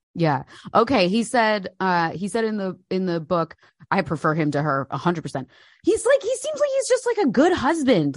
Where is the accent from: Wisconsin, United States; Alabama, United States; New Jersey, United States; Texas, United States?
New Jersey, United States; moved away as an adult; now in United Kingdom; I'm from New Jersey